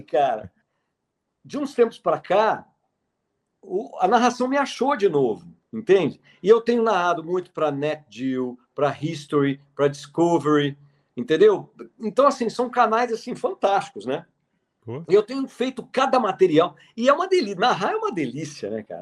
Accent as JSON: {"language": "Portuguese", "town": "Brasília", "region": "Federal District", "country": "Brazil", "tie": "born or raised there", "said": "eu sou de 1969, eu nasci em Brasília, em 69"}